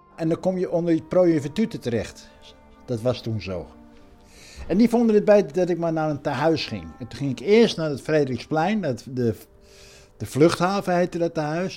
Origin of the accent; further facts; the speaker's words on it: Netherlands; ik ben Hollander in een Hollands café.